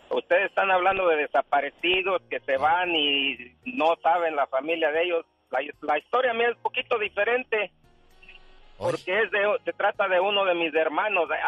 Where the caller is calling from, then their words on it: Fresno, California, United States; En Fresno, Liva. en ah, Fresno.